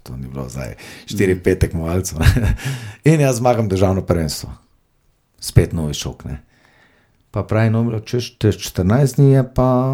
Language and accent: Slovenian; Maribor, Drava, Slovenia; also born or lived in Vuzenica; rodil sem se v Mariboru